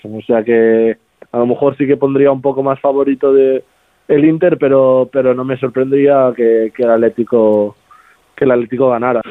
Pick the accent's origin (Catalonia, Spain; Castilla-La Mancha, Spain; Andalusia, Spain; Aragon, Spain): Catalonia, Spain; Barcelona; moved away as an adult; also born or lived in Sant Cugat del Vallès; now in Lecce, Italy; nací allí en Barcelona, vivo, bueno, vivía